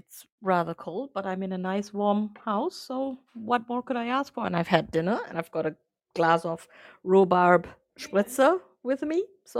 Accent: Singapore; moved away as an adult; also born or lived in Vietnam; My mom is from Vietnam. I was born in Vietnam. My dad's from Germany. My brother and myself, we grew up in Singapore, and English was the language of the home.

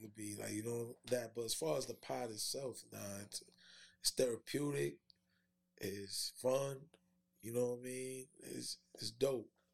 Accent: New York City, New York, United States; being from Queens

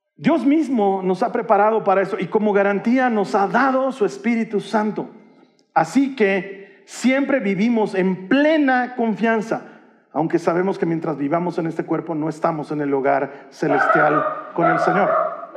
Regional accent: Bolivia; culturalmente, como bolivianos y como latinoamericanos

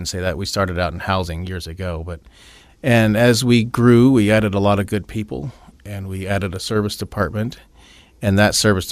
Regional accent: Elgin, Illinois, United States; moved away as an adult; now in Phoenix, United States; We're from Elgin, Illinois

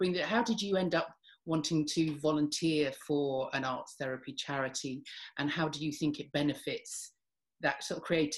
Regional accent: London, United Kingdom; I grew up in North London

